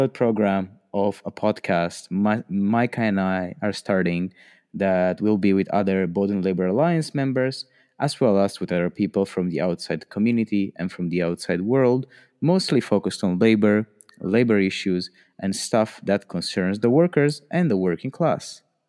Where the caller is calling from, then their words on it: Romania; It's 10 p.m. currently in Romania, recording from a bedroom